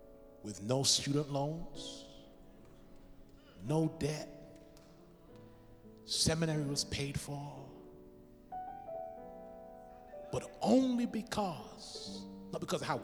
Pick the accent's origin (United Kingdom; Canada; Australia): United Kingdom; England; now in United States; Now, I'm from England. Pastor McCarthy's from England.